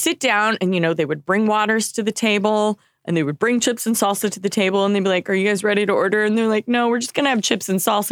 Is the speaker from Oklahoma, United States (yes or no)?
yes; Oklahoma, United States; moved away; I come from Oklahoma